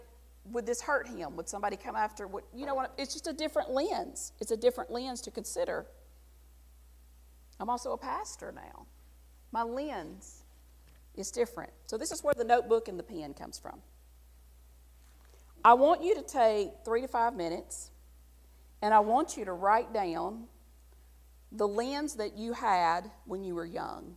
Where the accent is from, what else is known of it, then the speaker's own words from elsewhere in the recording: the South, United States; accent: Southern; I'm still Southern. All you got to do is listen to me say one sentence and know I'm from the South